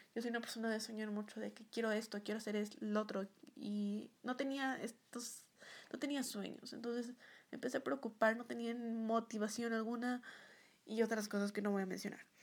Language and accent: Spanish; Ecuador; Soy una youtuber de Ecuador.